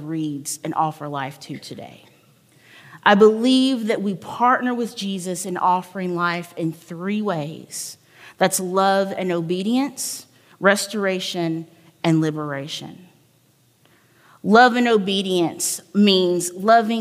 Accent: the South, United States; I was from the South.

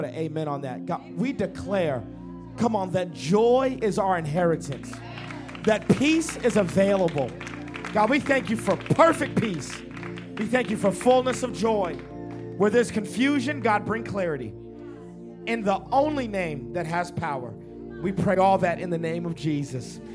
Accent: Dallas, Texas, United States; I come to you from the great country of Texas. I'm from Dallas, Texas

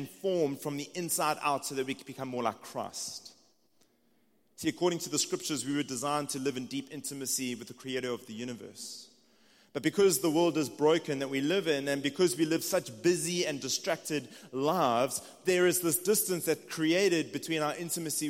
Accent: South Africa; accent: South African; moved away as an adult; now in United States; It's just my South African accent.

